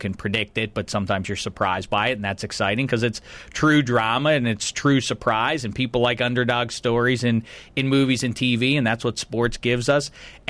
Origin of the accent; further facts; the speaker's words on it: Pittsburgh, Pennsylvania, United States; I am from Pittsburgh, and there's nowhere that is more sort of identified with its teams than Pittsburgh is.